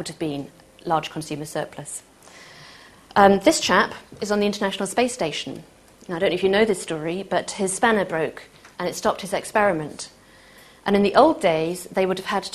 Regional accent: Manchester, North West England, United Kingdom; I'm from Manchester

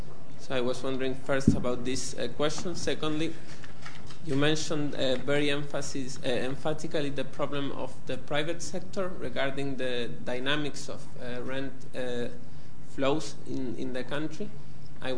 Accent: Argentina; moved away; I'm from Argentina

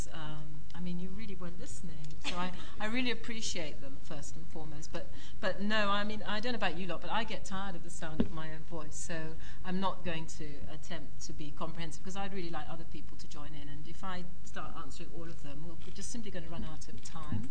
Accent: Nigeria; I'm Nigerian

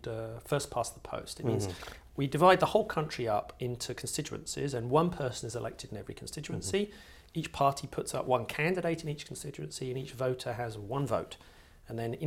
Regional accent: Sussex, South East England, United Kingdom; I grew up in Sussex

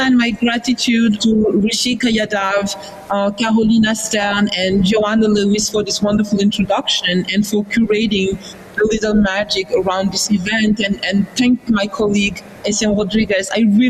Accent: France; first language Wolof; English is a second language; Saint-Louis du Sénégal, our home before metropolitan France. My grandmother raised me, and I owe her my earliest understanding of my situation growing up in France as a seventh generation citizen

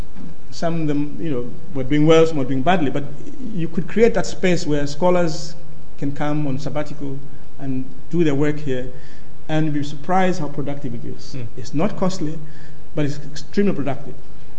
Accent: Malawi; I'm from Malawi, it's a very poor country

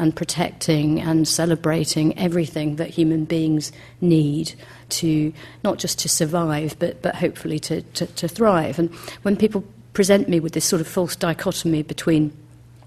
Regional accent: United Kingdom; growing up in Britain

